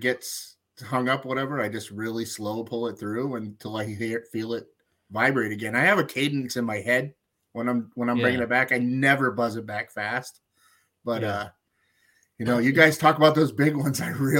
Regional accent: Maine, United States

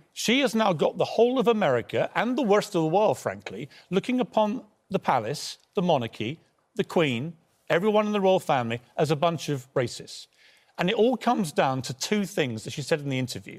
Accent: Ireland; now in London, United Kingdom; I'm an Irishman

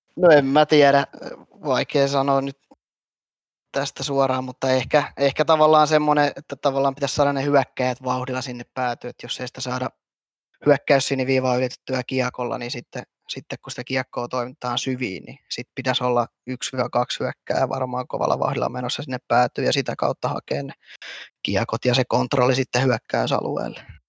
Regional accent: Hämeenlinna, Kanta-Häme, Finland; mä oon Hämeenlinnalainen perheenisä

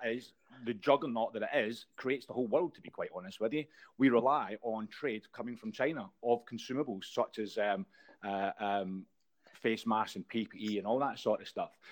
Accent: Scotland, United Kingdom; I'm Scottish

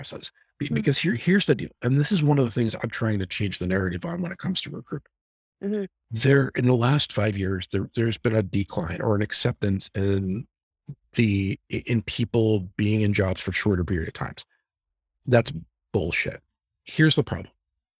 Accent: New Jersey, United States; I apologize. I'm from Jersey. I have a bad mouth.

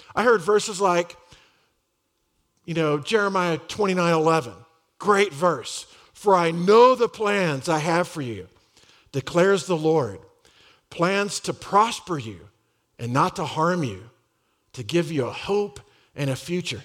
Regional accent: Dallas, Texas, United States; I grew up in Dallas, uh, in the Republic of Texas.

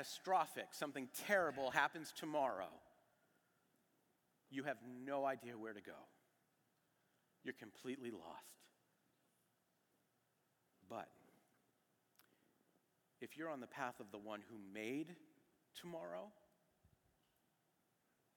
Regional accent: New England, United States; moved away as an adult; also born or lived in New York, United States; I was from New England

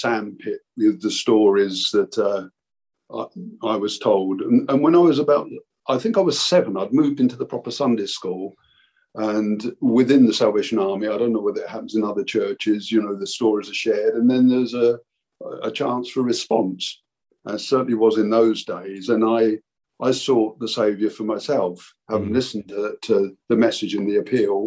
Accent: Canterbury, South East England, United Kingdom; moved away as an adult; also born or lived in Bristol; we moved away to Bristol from Canterbury, where I grew up.

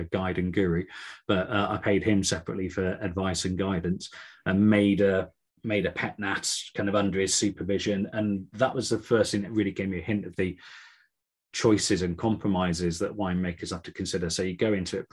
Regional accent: Gloucestershire, South West England, United Kingdom; now in Cornwall, United Kingdom; I'm from Gloucestershire originally

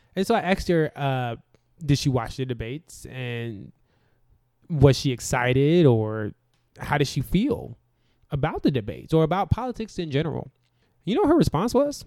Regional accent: the South, United States; I'm from the South

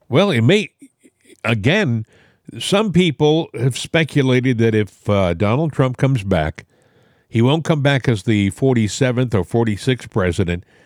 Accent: New England, United States; moved away; I'm from New England originally.

